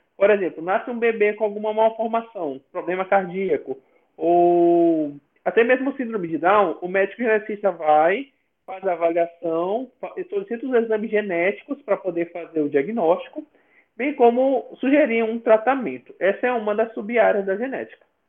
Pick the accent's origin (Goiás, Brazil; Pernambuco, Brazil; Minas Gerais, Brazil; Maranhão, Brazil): Maranhão, Brazil; São Luís; eu sou de São Luís, Maranhão